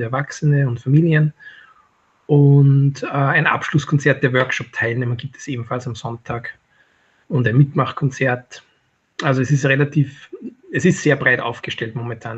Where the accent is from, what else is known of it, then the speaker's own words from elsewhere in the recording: Mattighofen, Upper Austria, Austria; moved away as an adult; also born or lived in New York City, United States; Mattikofen ist meine Heimatstadt